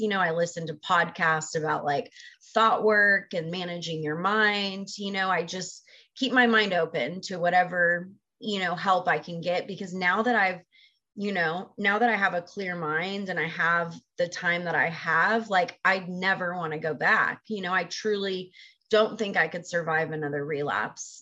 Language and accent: English; Texas, United States; moved away as an adult; I grew up in Texas. I'm originally from Texas and lived there for the first 22 years